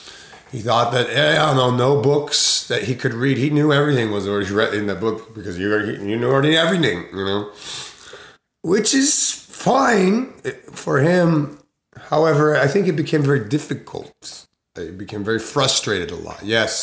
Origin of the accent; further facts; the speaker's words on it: Sumida, Tokyo, Japan; it was such a beautiful experience growing up in Sumidaku in Honjo Azumabashi, which is right across the river in Japan, in Tokyo, in what they call Shitamachi, which is the older town.